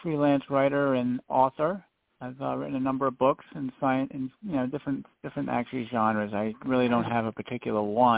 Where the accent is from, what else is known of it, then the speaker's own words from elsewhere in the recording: Providence, Rhode Island, United States; also born or lived in North Providence, Rhode Island / Lincoln, Rhode Island / California; I was born in Providence, Rhode Island, and I haven't moved too much further away. I've lived in North Providence most of my life